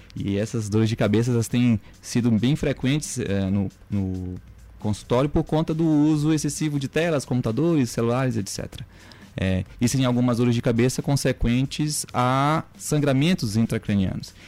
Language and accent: Portuguese; Maranhão, Brazil; also born or lived in Goiânia, Brazil; eu sou bem maranhense, médico formado aqui na Universidade Federal do Maranhão